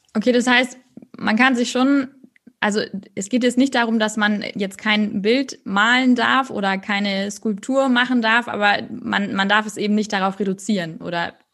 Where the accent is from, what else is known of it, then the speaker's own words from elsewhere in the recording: Northern Germany, Germany; du bist auch ein Nordlicht, so wie ich.